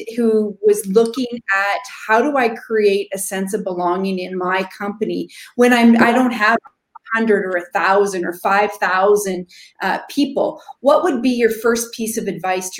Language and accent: English; Saskatchewan, Canada; I'm from Saskatchewan